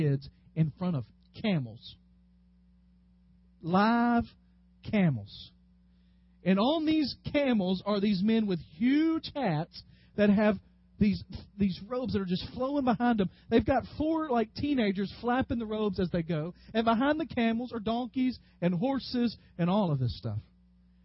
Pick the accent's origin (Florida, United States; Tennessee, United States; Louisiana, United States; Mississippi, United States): Tennessee, United States; West; moved away; Growing up in West Tennessee